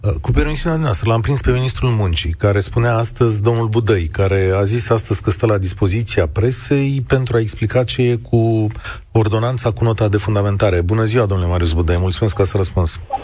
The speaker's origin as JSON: {"language": "Romanian", "region": "Moldavia", "country": "Romania", "said": "eu sunt moldovean"}